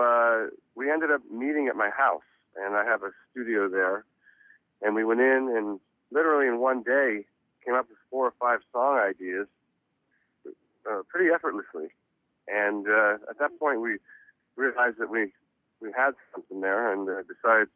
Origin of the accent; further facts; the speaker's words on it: Reading, Pennsylvania, United States; now in Los Angeles, United States; I was born in Reading, Pennsylvania